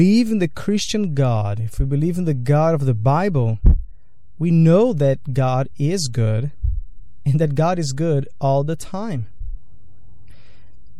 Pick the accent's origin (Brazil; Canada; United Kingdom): Brazil; now in United States; Growing up in Brazil